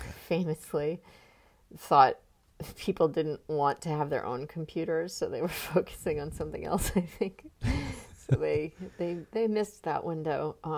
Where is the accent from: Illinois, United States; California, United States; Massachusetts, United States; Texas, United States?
Massachusetts, United States; Foxborough; moved away as an adult; also born or lived in Durango, Colorado / Green Bay, Wisconsin / New York; I was born in Durango, Colorado, and then we moved to Green Bay, Wisconsin for a little while, and then we moved to Foxborough, Massachusetts, where I started second grade. So I lived in Foxborough, Massachusetts from second grade until... I graduated from high school there.